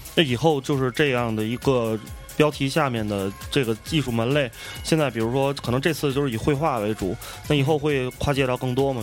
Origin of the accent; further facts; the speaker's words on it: Tianjin, China; 我也是天津人，咱们都是是天津土生土长的男，男生